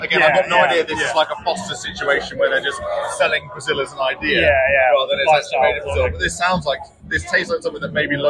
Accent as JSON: {"language": "English", "town": "Worcester", "region": "West Midlands", "country": "United Kingdom", "tie": "born or raised there", "said": "We grew up in Worcester, so not too far away."}